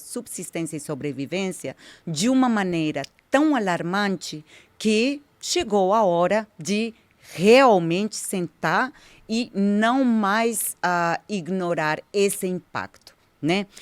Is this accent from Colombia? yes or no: yes; Colombia; Portuguese is a second language; moved away as an adult; also born or lived in United States; now in São Paulo, Brazil; eu sou imigrante colombiana, então é melhor já esclarecer, já, já falar, né, por causa do meu sotaque